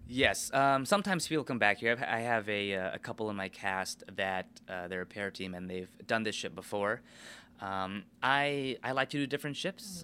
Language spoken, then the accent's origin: English; United States; I'm American